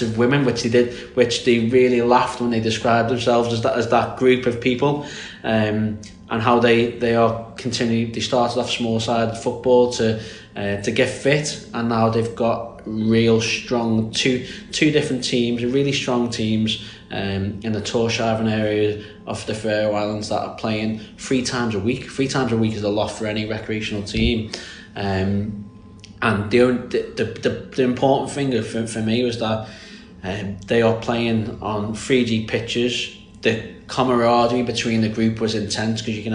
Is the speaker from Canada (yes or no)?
no; Birkenhead, North West England, United Kingdom; I'm not Scouse, I am from Birkenhead, which is very close, so it's on the Wirral Peninsula